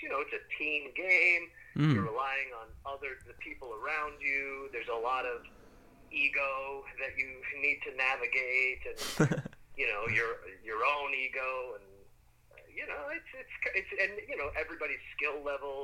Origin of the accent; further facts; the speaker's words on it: New England, United States; I'm from New England